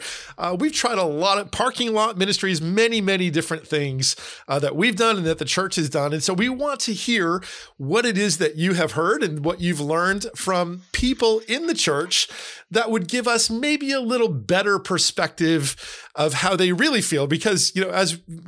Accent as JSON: {"language": "English", "country": "United States", "tie": "born or raised there", "said": "I grew up in Pennsylvania, New Jersey."}